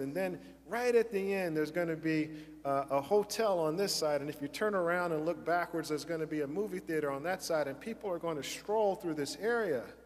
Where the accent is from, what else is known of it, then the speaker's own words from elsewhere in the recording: Charlotte, North Carolina, United States; I grew up in Charlotte, North Carolina